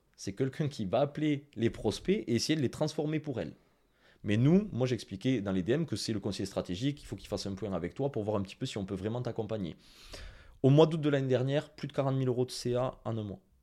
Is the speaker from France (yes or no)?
yes; Toulouse, Occitania, France; Excusez-moi pour mon accent anglais, hein, je suis très toulousain.